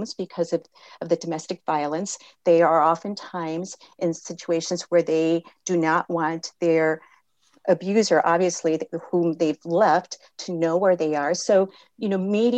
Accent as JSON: {"language": "English", "region": "California", "country": "United States", "tie": "born or raised there", "said": "I was born in California"}